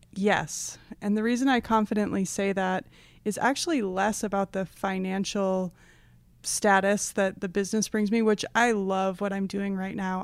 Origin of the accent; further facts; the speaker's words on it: Oak Park, Illinois, United States; I grew up just west of the Chicago border in a town called Oak Park